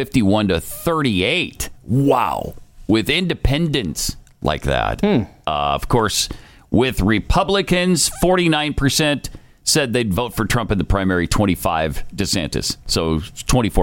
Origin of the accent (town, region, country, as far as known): Helena, Montana, United States; born or raised there; moved away